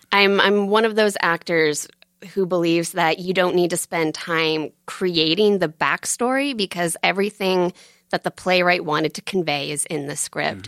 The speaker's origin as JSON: {"language": "English", "town": "Buckfield", "region": "Maine", "country": "United States", "tie": "born or raised there", "also_born_or_lived": "Portland, Maine", "said": "I'm from Buckfield, Maine"}